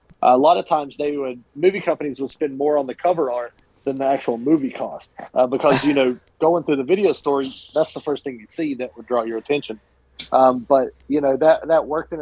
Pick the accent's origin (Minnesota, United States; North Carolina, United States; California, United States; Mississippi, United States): North Carolina, United States; Cat Square; also born or lived in Hickory, North Carolina; I grew up in a small town called Cat Square, North Carolina.